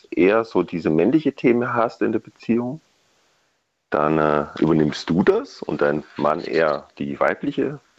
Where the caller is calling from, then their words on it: Kraichtal, Baden-Württemberg, Germany